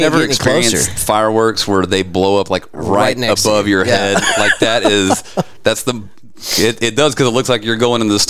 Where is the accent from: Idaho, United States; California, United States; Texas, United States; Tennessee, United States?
Texas, United States; Fort Worth; also born or lived in Azle, Texas; I've lived in Fort Worth for, man, better part of, I don't know, 15 years. Yeah. You know, I grew up in Fort Worth, moved away, went to school at UNT, and then I moved back here.